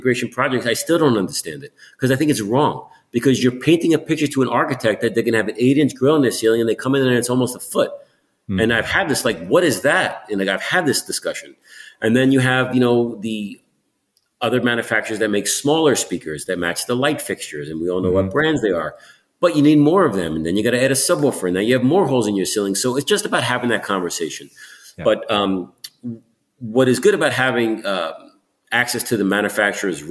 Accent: New York City, New York, United States; moved away as an adult; now in Malibu, United States; I'm a New Yorker

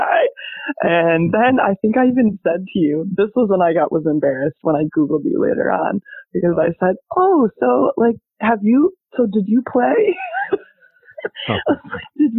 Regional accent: Benzie County, Michigan, United States; moved away as an adult; also born or lived in Portugal / Germany; So I grew up in Benzie County, smallest county in Michigan. So from a really small town.

